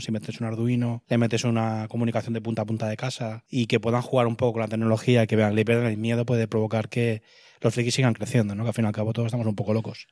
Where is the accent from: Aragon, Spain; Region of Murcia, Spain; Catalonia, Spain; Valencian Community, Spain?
Catalonia, Spain; Barcelona; moved away as an adult; now in A Coruña, Spain; vivo en Coruña, aunque hace poquito tiempo, aunque soy de Barcelona.